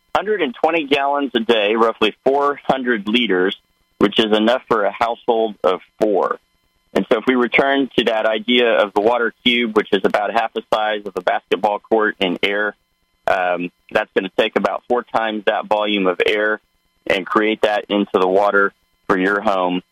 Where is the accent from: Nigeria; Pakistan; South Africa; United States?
United States; Osage County, Oklahoma; moved away; I'm a farm boy. I grew up in Osage County, Oklahoma.